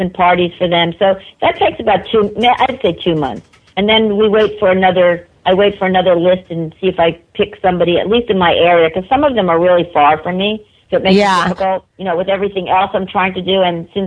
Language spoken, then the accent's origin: English; New York, United States; I'm a New Yorker